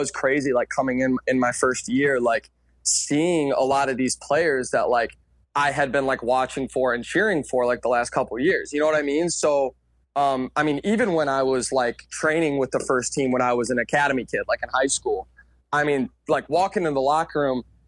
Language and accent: English; Chicago, Illinois, United States; myself growing up in Chicago